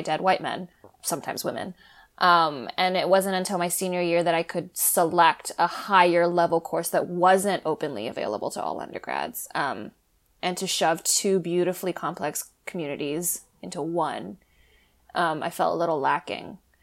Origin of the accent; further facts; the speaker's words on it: Los Angeles, California, United States; moved away as an adult; also born or lived in Boston / England; I grew up in America, um, you know, in the sixty-six again, which is predominantly Asian.